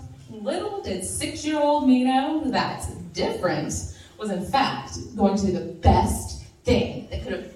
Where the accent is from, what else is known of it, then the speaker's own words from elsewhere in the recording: Virginia, United States; I'm a girl from Virginia.